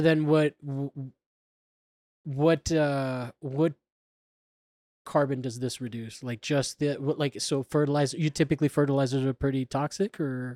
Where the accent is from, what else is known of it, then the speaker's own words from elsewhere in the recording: Florida, United States; I grew up in Florida